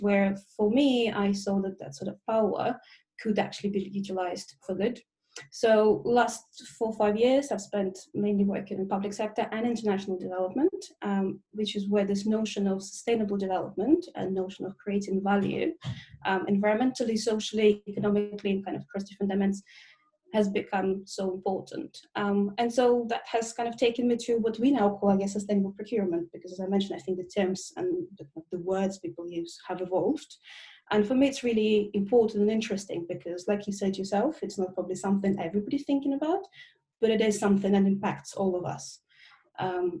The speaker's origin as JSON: {"language": "English", "country": "Russia", "moved": "yes", "lives_now": "London, United Kingdom", "said": "I'm originally from Russia, but I've lived in the UK more, I guess, longer than I was in Russia. So I now say I'm a Russian Londoner"}